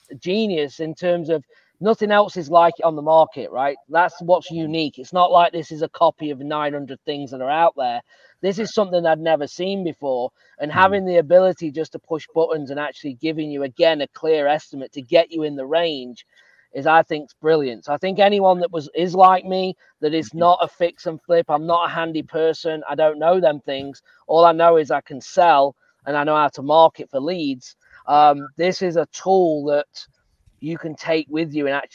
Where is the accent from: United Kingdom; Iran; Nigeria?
United Kingdom; England; moved away; I'm from England